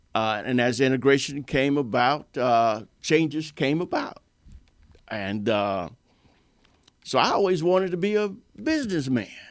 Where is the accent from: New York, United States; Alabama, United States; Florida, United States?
Florida, United States; Stuart; my hometown, Stewart, Florida, and I live here